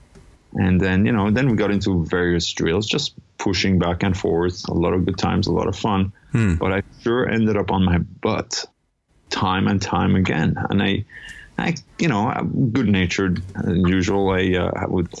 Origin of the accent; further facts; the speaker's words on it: Iran; moved away; also born or lived in Europe / Toronto; I'm originally from Iran. Ended up in Europe for many years before ending up in Toronto.